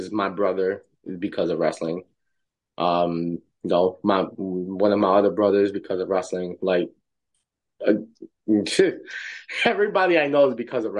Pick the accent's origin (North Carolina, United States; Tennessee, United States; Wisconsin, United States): Tennessee, United States; grew up in Tennessee, and for me